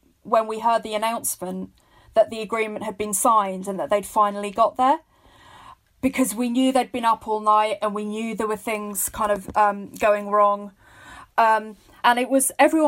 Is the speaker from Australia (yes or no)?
no; London, United Kingdom; I was born to Irish parents in London, and I would very much describe myself as London Irish